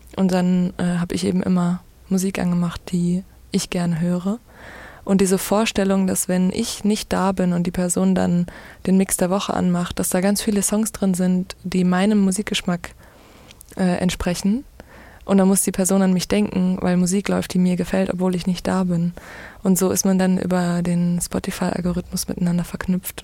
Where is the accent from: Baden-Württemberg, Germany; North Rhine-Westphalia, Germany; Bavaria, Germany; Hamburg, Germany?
North Rhine-Westphalia, Germany; Duisburg; moved away as an adult; also born or lived in Kiel; Ich bin in Duisburg aufgewachsen und bin zum Studium nach Kiel gezogen und habe relativ lange da gewohnt.